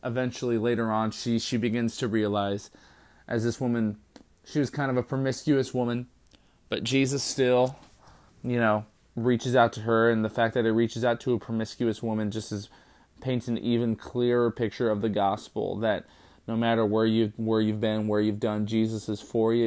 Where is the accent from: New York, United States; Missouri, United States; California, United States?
California, United States; when I grew up in California